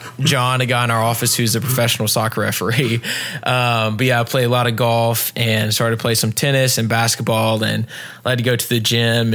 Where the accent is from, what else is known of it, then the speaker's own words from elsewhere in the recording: Pinehurst, North Carolina, United States; also born or lived in Wilmington, North Carolina / Raleigh, North Carolina; I grew up about an hour south of here in Pinehurst, North Carolina